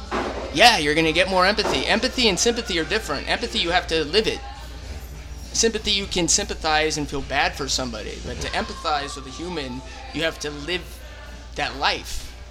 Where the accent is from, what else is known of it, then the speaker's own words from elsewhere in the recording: San Francisco, California, United States; I mean, it was great. I wouldn't change my life at all.